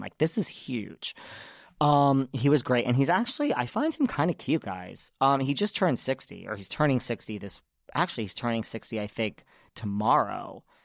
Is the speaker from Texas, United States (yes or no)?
no; New York, United States; I'm from New York